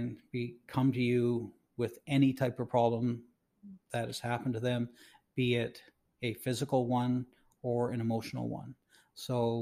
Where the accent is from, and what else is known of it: Canada